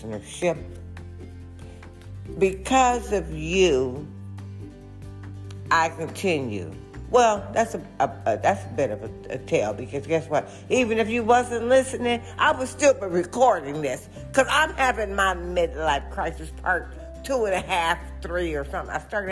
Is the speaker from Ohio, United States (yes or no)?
no; Detroit, Michigan, United States; also born or lived in Ferndale, Michigan; I was actually born and raised in Detroit, Michigan